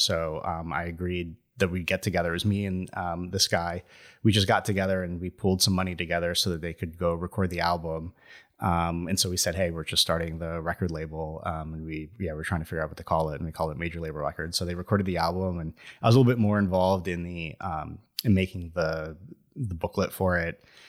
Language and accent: English; Venezuela; I lived in Venezuela. So I was born in Venezuela. And we lived in a college town.